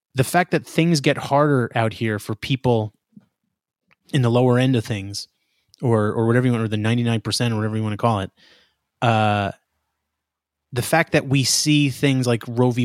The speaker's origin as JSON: {"language": "English", "region": "New York", "country": "United States", "said": "I'm from New York"}